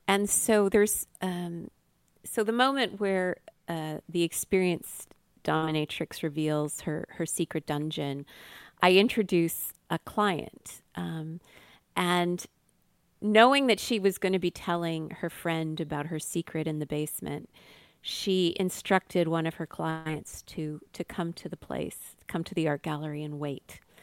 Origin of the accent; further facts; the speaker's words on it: Ottawa, Ontario, Canada; I had, you know, done math contests growing up in Ottawa